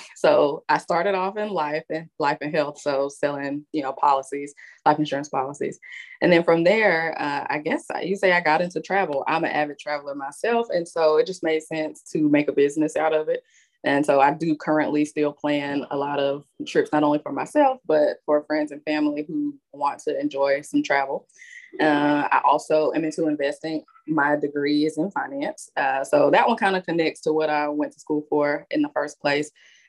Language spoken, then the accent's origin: English; Montgomery, Alabama, United States; moved away as an adult; also born or lived in Nashville, Tennessee; born and raised in Montgomery, Alabama